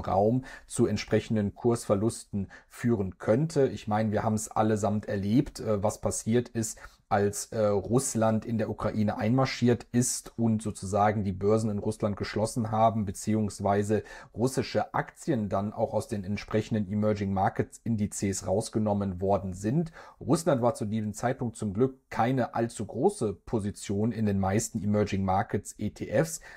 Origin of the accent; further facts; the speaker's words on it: Germany; bei uns in Deutschland